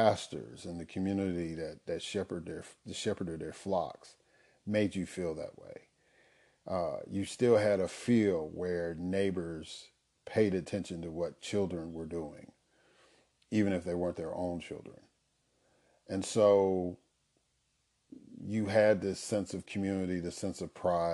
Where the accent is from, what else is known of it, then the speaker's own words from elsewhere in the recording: Chicago, Illinois, United States; I grew up in Chicago, Illinois, on the South Side